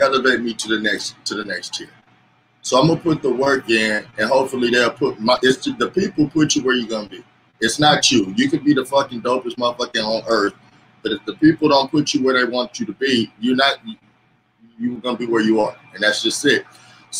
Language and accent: English; Los Angeles, California, United States; moved away as an adult; now in Bakersfield, United States; I'm from Los Angeles, but I live about 2 hours out in Central California